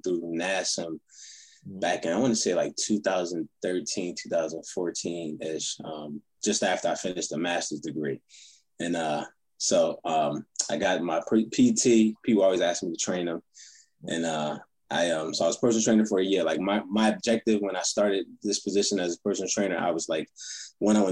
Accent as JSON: {"language": "English", "area": "Philadelphia area", "region": "New Jersey", "country": "United States", "moved": "yes", "said": "I'm from South Jersey, Philadelphia area"}